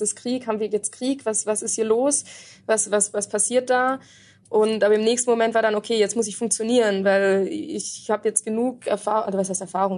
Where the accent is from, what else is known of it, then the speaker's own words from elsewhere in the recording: Black Forest, Baden-Württemberg, Germany; moved away as an adult; also born or lived in Munich; now in Beirut, Lebanon; komme ich aber aus dem Schwarzwald